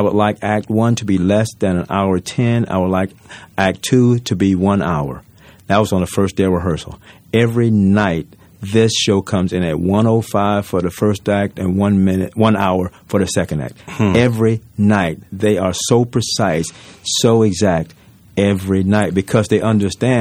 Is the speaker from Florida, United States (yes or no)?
yes; Tallahassee, Florida, United States; moved away; also born or lived in New York; I grew up very poor in Tallahassee, Florida.